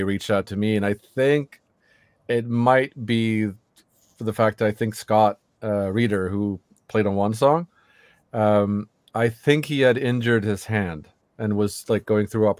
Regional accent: Sweden; from Sweden and the band … and the band …

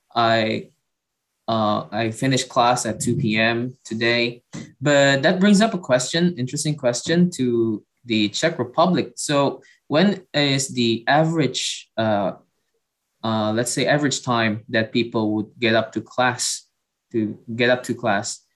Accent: Indonesia; also born or lived in Padang; I'm from Indonesia

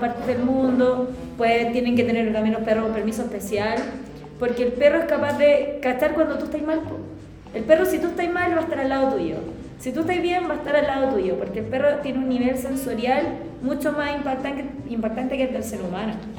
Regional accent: Chile; los chilenos somos así

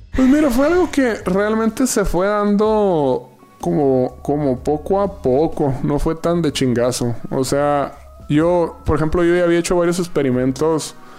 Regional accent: Yaqui Valley, Sonora, Mexico; now in Mexico City, Mexico; del Valle del Yaqui, ser sonorense

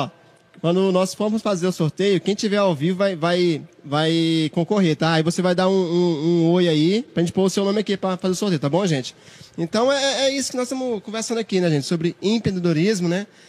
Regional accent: Piauí, Brazil; eu falo Toninha porque eu sou do Piauí

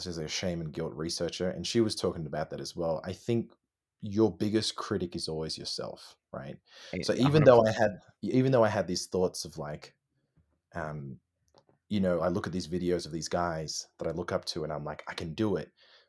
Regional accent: Melbourne, Victoria, Australia; No, we're all from Australia. All four of us.

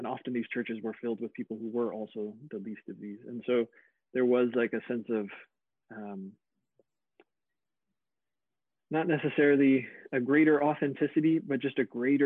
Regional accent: Indiana, United States; moved away as an adult; also born or lived in South Africa / Germany; I grew up in Indiana. So yes, I'm entirely white bread middle American

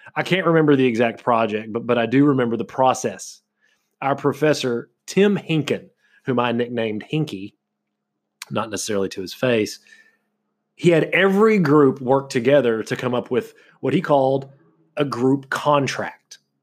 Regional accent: Kentucky, United States; moved away; also born or lived in Florida; where I was from in Kentucky

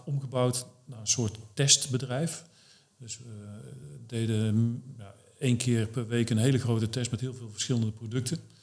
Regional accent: North Brabant, Netherlands; moved away as an adult; also born or lived in Arnhem; now in Doetinchem, Netherlands; ik kom oorspronkelijk uit Brabant. Ja. Tot eh, bijna 30 gewoond. En toen ben ik hier naartoe verhuisd. Ook in Doetinchem

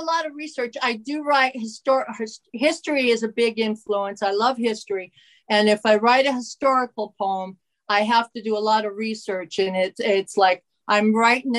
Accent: Larkspur, Colorado, United States; also born or lived in Littleton, Colorado; I'm originally from Colorado. I was born in Littleton, Colorado

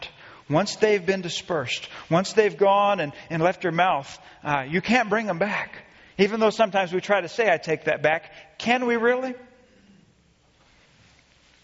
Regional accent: Friendswood, Texas, United States; I grew up in Friendswood, Texas

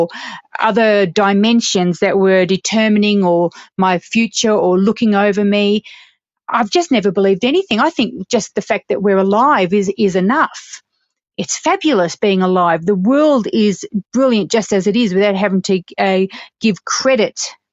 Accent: Australia; also born or lived in United Kingdom; now in Colorado, United States; I'm a British-born, Australian-raised female, presently living in the beautiful Colorado, United States

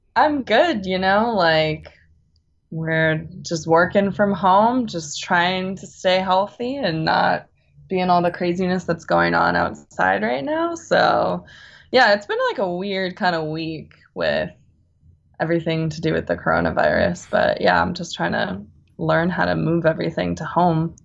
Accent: Bay Area, California, United States; moved away as an adult; also born or lived in Boston; now in East Coast, United States; I'm originally from California. I grew up in the Bay Area um, by the redwoods and the beach, which I miss very much because I'm now I'm on the East Coast.

